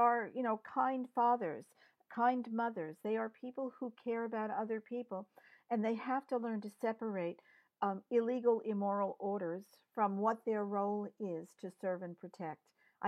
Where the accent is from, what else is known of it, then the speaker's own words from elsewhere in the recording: New York, United States; I grew up in New York.